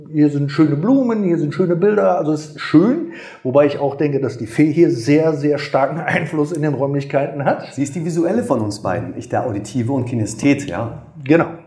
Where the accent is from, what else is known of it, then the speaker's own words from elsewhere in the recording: Gummersbach, North Rhine-Westphalia, Germany; ich komme ursprünglich aus Gummersbach und da hatten wir einen Masseur gehabt, der war blind.